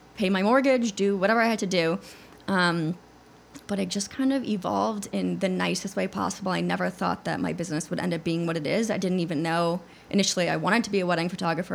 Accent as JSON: {"language": "English", "region": "Connecticut", "country": "United States", "said": "I'm from Connecticut originally"}